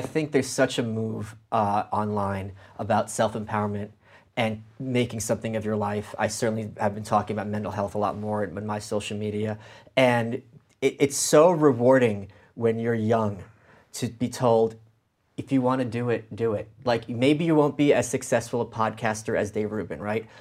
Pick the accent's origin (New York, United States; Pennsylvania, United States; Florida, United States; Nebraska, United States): New York, United States; New York City; also born or lived in Ukraine; I'm from Brooklyn. I'm an immigrant